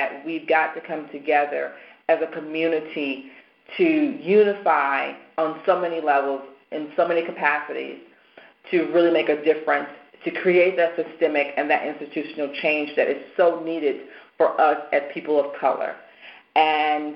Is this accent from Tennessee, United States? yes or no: yes; Nashville, Tennessee, United States; moved away as an adult; also born or lived in Charlotte; now in Baltimore, United States; being from Nashville